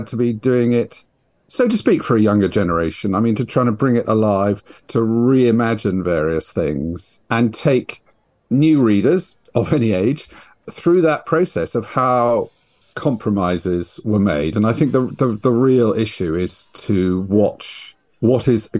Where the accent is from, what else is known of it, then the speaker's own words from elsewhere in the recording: United Kingdom; I'm a British writer